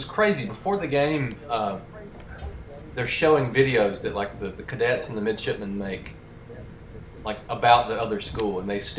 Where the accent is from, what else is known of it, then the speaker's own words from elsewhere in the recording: Texas, United States; I'm from Texas. It's a state.